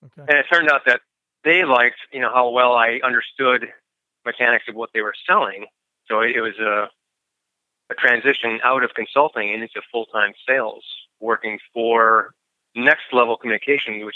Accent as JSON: {"language": "English", "town": "Milwaukee", "region": "Wisconsin", "country": "United States", "tie": "born or raised there", "also_born_or_lived": "California", "moved": "yes", "said": "I grew up in the Milwaukee area"}